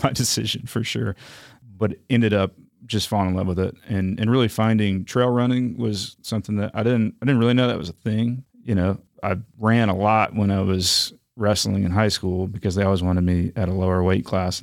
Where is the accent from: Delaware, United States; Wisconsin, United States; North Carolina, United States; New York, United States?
North Carolina, United States; Raleigh; also born or lived in Huntsville, Alabama; now in Chattanooga, United States; I mostly grew up in Raleigh